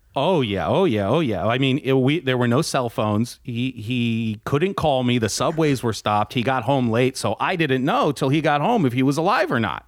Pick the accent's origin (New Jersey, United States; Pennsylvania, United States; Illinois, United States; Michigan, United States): New Jersey, United States; I grew up in North Jersey, which is essentially a suburb of New York City